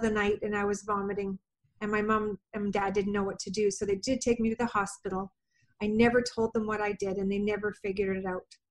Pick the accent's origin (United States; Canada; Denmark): Canada; I am from Canada